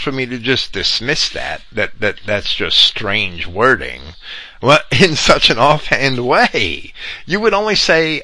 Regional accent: Jersey City, New Jersey, United States; I'm also from New Jersey, but I'm not from upper middle class Maplewood, New Jersey. I'm from poor working class Jersey City

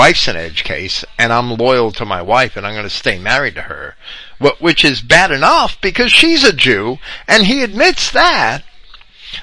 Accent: Jersey City, New Jersey, United States; I'm also from New Jersey, but I'm not from upper middle class Maplewood, New Jersey. I'm from poor working class Jersey City

